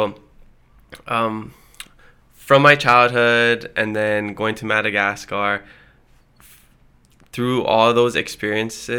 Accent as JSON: {"language": "English", "town": "Hilo", "region": "Hawaii", "country": "United States", "tie": "born or raised there", "first_language": "Hawaiian", "moved": "as an adult", "lives_now": "Oahu, United States", "said": "Hilo, yeah. Born and raised"}